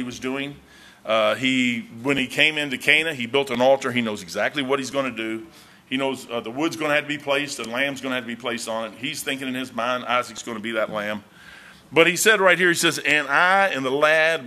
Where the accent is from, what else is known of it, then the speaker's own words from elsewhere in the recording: United States; I'm an American